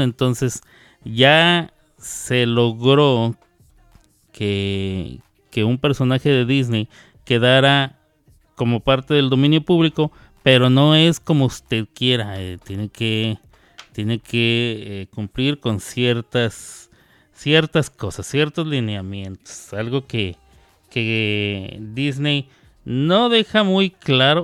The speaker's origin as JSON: {"language": "Spanish", "region": "Chihuahua", "country": "Mexico", "said": "Yo también soy de Chihuahua"}